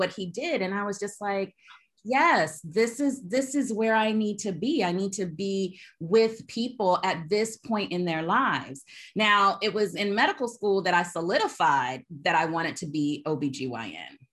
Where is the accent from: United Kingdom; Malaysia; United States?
United States; Alabama; moved away as an adult; also born or lived in California; I am from Alabama. I say that I'm a grits. I'm a girl raised in the South. I am such a Southern girl, but I left Alabama